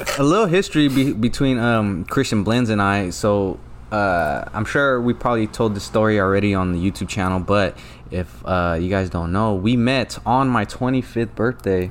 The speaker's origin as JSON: {"language": "English", "town": "Stockton", "region": "California", "country": "United States", "said": "I'm from Stockton"}